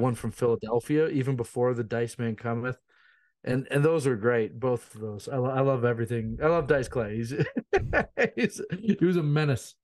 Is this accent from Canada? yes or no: yes; Ontario, Canada; I'm from Canada, so, like, I live up, uh, north of Toronto